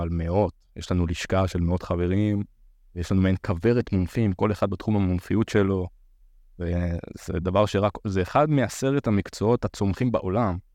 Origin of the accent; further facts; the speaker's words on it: Beersheba, Southern District, Israel; now in Tel Aviv, Israel; אני בן 30, מתל אביב, במקור אני באר שבעי